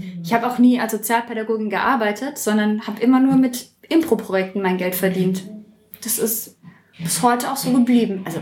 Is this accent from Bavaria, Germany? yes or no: yes; Würzburg, Bavaria, Germany; Aus Würzburg bin ich.